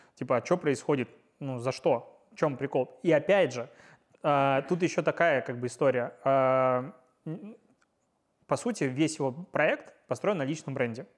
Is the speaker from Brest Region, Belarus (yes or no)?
yes; Pinsk, Brest Region, Belarus; я из Пинска